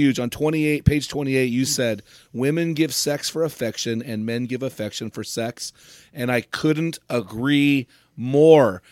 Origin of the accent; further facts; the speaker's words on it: United States; I'm an American